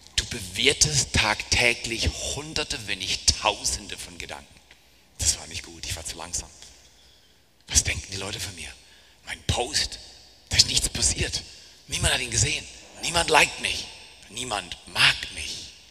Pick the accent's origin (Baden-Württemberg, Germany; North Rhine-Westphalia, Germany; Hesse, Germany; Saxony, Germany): Baden-Württemberg, Germany; Black Forest; Ich komme aus dem Schwarzwald, bin Bergfahrer